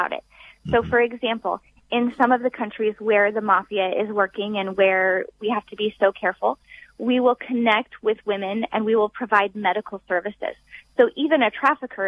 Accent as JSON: {"language": "English", "country": "United States", "said": "we are from the United States"}